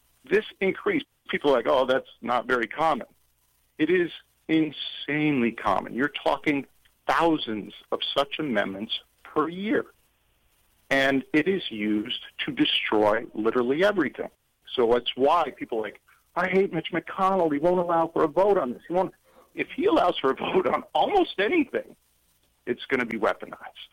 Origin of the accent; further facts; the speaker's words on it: Memphis, Tennessee, United States; I grew up in Memphis, Tennessee.